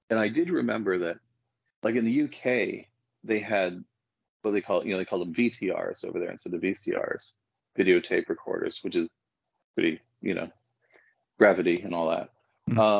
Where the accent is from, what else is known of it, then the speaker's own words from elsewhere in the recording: Canada; Well, I grew up in Canada, and um, uh, but it was a very Britishy Canada, if that makes sense